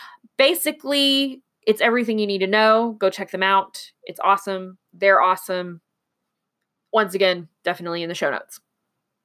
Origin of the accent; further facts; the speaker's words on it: Texas, United States; born there; I am not from Houston. I do speak Texan, I guess, because I was born in Texas, little known fact.